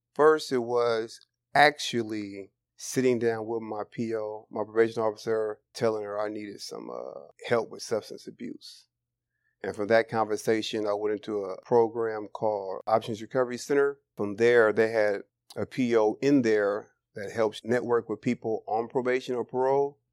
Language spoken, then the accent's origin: English; Bay Area, California, United States; born and raised in the Bay Area